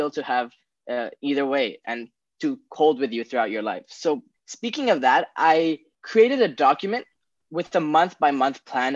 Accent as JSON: {"language": "English", "region": "Bangkok", "country": "Thailand", "tie": "born or raised there", "said": "I was born and raised in Bangkok, Thailand my entire life"}